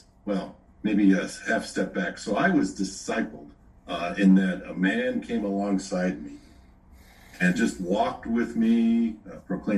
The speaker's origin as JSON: {"language": "English", "town": "Chicago", "region": "Illinois", "country": "United States", "tie": "born or raised there", "moved": "as an adult", "lives_now": "Owensboro, United States", "said": "I grew up in the Chicago area, and now for the last 30 some years, my wife and I have been living in the state of Kentucky, a small burg, it's called Owensboro"}